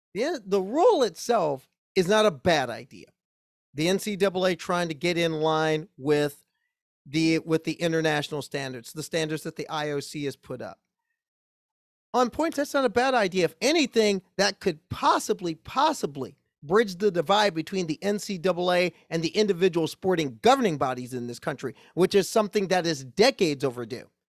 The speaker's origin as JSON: {"language": "English", "town": "Omaha", "region": "Nebraska", "country": "United States", "tie": "born or raised there", "said": "I grew up in Omaha, Nebraska"}